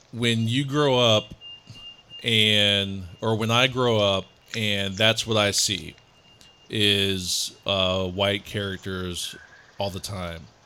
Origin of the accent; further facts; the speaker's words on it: Columbus, Ohio, United States; moved away; also born or lived in Memphis, Tennessee; I was surrounded by white people growing up in Columbus, Ohio